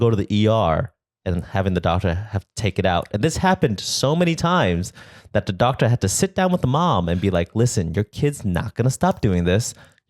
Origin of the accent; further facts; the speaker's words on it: United States; I was born here in America.